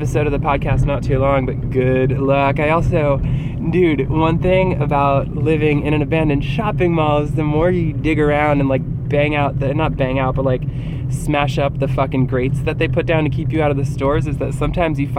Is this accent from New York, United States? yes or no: no; New Jersey, United States; growing up in New Jersey